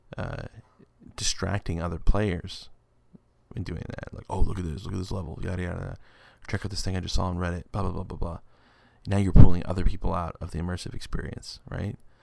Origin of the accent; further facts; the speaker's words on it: West Texas, United States; I'm a guy from West Texas